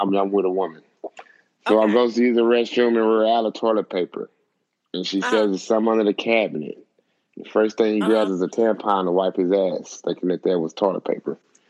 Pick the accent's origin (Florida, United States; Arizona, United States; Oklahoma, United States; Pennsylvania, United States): Oklahoma, United States; I'm from Oklahoma.